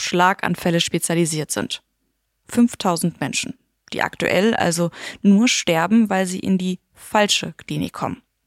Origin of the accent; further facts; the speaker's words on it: Germany; bei uns in Deutschland